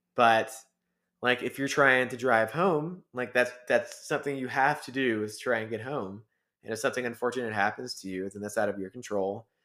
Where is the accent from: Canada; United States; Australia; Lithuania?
United States; Georgia; moved away as an adult; now in Colorado, United States; we're from Georgia